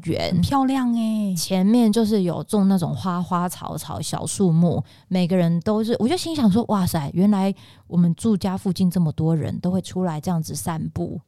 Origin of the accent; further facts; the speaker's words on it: Pingtung County, Taiwan; 我是屏东人